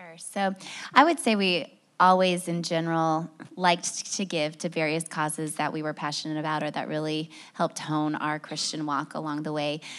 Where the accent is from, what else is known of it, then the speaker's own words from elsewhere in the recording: Indiana, United States; also born or lived in Boston / Chicago; now in Nashville, United States; We lived in Boston and Chicago before that, born and raised in Indiana